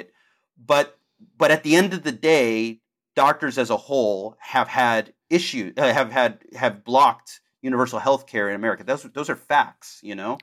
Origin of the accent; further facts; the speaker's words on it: Houston, Texas, United States; I grew up in Houston, and I grew up, you know, upper middle class